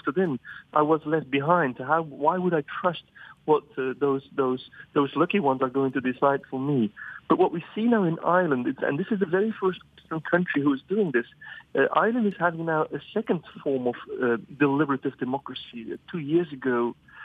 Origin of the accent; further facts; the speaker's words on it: Flemish countryside, Flanders, Belgium; I grew up on the Flemish countryside